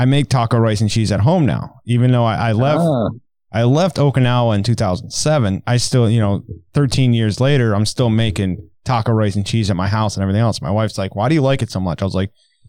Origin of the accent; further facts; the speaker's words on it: New England, Massachusetts, United States; I'm from New England and Mass